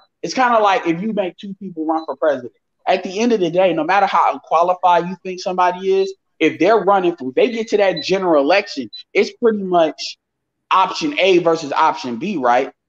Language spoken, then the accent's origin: English; Chicago, Illinois, United States; I'm from Chicago